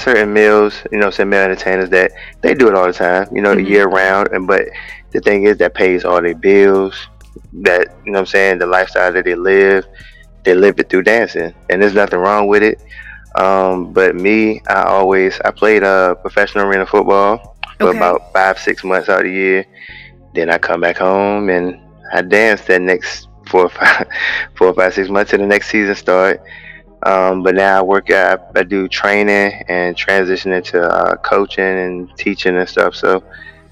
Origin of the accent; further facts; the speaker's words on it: Chesapeake, Virginia, United States; moved away as an adult; also born or lived in North Carolina; now in Maryland, United States; from Chesapeake, Virginia